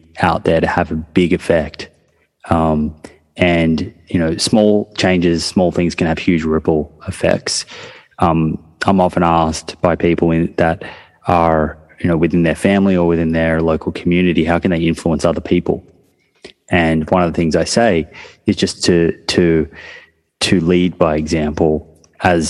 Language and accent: English; Melbourne, Victoria, Australia; now in New South Wales, Australia; I'm from Melbourne. So Melbourne tends to be a football state. And then New South Wales, which is actually where I live now, is more of a rugby state